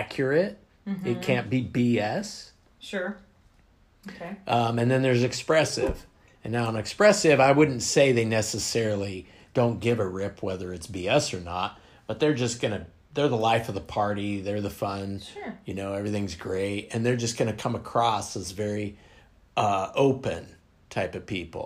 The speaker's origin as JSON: {"language": "English", "region": "Western Kansas", "country": "United States", "moved": "yes", "said": "I'm from Kansas"}